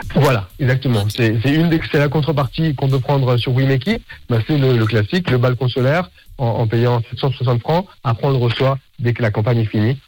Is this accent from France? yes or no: no; Geneva, Switzerland; moved away as an adult; now in Basel, Switzerland; je suis de Genève. J'ai grandi à Genève et maintenant j'habite à Bâle